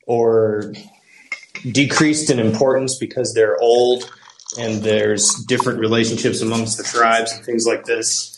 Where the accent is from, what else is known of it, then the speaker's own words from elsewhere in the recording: Seattle, Washington, United States; I'm from Seattle, and I've worked with a couple of tribes in Washington State